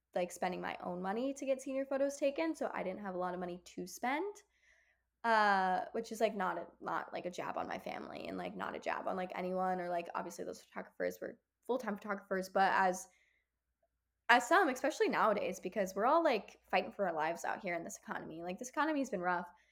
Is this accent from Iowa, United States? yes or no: no; Kenosha, Wisconsin, United States; moved away as an adult; now in Chicago, United States; my hometown, Kenosha